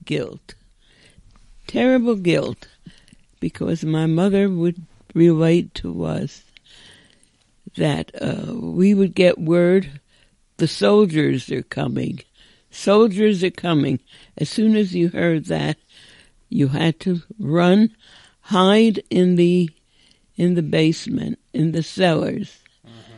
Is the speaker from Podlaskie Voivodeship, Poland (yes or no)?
yes; Bialystok, Podlaskie Voivodeship, Poland; now in United States; I was born in Bialystok, Poland